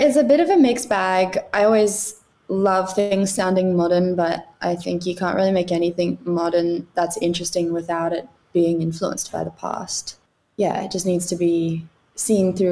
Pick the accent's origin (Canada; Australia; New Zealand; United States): Australia; Brisbane, Queensland; I'm from Brisbane